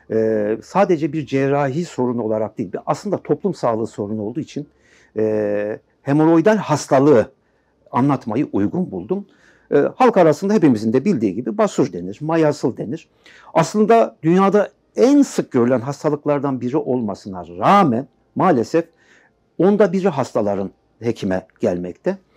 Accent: Aşkale, Erzurum, Turkey; born there; Ee, Erzurum Aşkale doğumluyum.

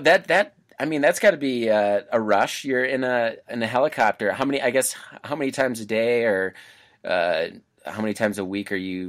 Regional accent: Colorado, United States; I'm from Colorado

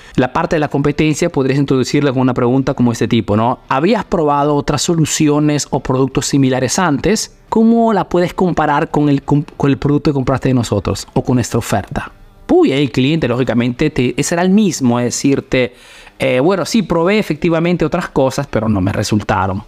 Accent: Peru; now in Italy; Soy un emprendedor peruano que vive ese negocio en Italia, en Europa principalmente

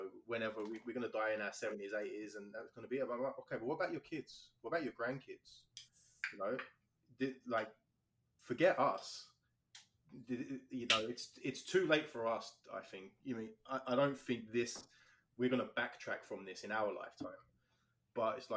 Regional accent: London, United Kingdom; now in Canada; I'm from London, England, born and raised there. All my family live there still.

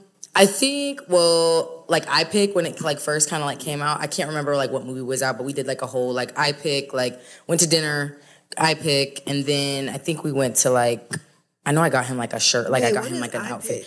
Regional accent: Spokane, Washington, United States; moved away; also born or lived in Northern California / Houston; Northern California, though. Mm. That's where I was born. Mm. And then raised in Spokane. And then I moved to Houston. Mm. But I lived in Houston for like 5 years.

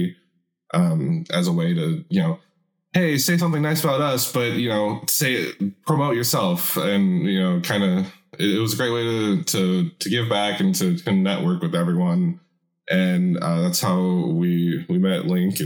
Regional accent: Seattle, Washington, United States; I'm from Seattle

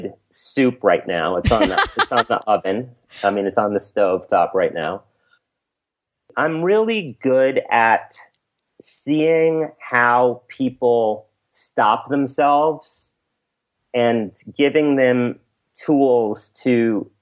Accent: New York City, New York, United States; I was brought up in Alphabet City in New York City

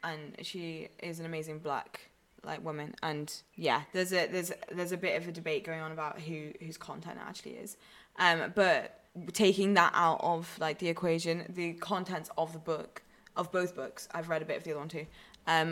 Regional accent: Newcastle upon Tyne, North East England, United Kingdom; moved away; I come from Newcastle.

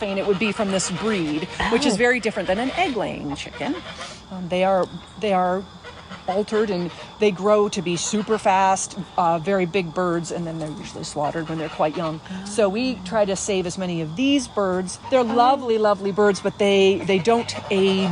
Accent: Killington, Vermont, United States; moved away as an adult; now in Pittsburgh, United States; I grew up right at the base of the Killington Mountain in Vermont

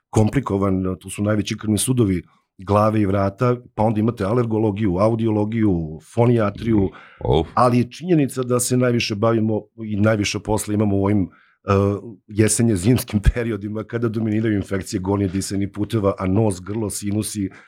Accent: Serbia

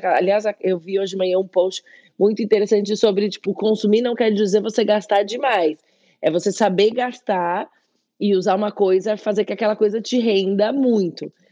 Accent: São Paulo, Brazil; moved away as an adult; also born or lived in Spain; Eu nasci na Vila Prudente, em São Paulo, mas eu cresci no Bom Retiro

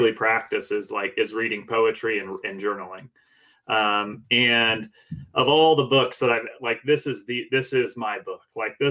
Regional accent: Indiana, United States; We're from Indiana

